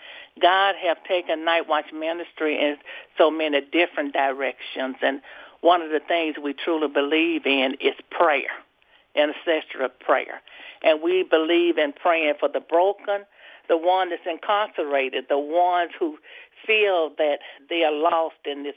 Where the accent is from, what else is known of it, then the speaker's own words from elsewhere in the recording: Mississippi, United States; I am from Nelleton, Mississippi